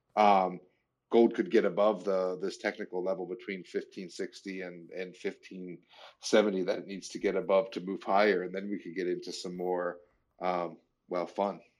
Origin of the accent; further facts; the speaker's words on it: United States; as an American citizen